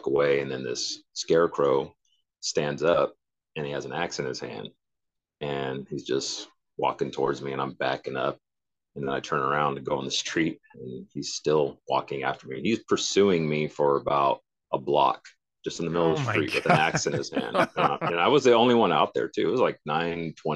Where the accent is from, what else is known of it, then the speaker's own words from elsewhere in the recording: Santa Clara, California, United States; moved away as an adult; now in Washington, United States; I was born Santa Clara, California. And moved up to Washington like 27 years later